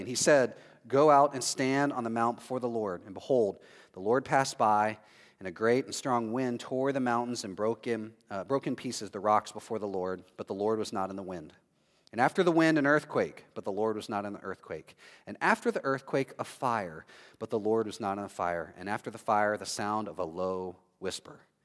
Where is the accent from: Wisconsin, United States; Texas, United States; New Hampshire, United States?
Texas, United States; now in Orlando, United States; I'm from Texas